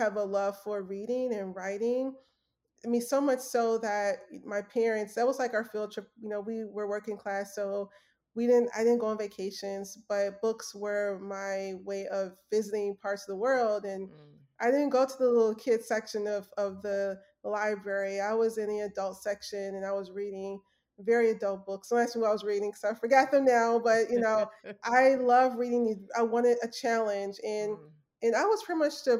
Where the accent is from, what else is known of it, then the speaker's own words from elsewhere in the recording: Memphis, Tennessee, United States; So I'm from Memphis, Tennessee. Working class parents.